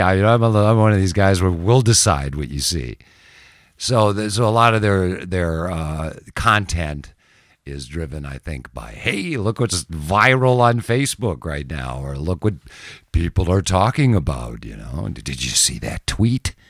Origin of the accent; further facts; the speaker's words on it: Minneapolis, Minnesota, United States; also born or lived in Jackson, Mississippi; now in Gulf Coast, Mississippi, United States; I grew up in Minneapolis.